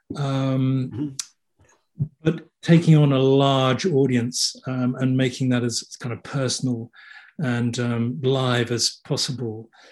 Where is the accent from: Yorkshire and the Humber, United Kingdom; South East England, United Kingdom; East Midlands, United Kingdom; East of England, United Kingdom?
South East England, United Kingdom; Kent; I was born in England, and um, brought up in Kent, which is about thirty miles out of London. So I'm a southerner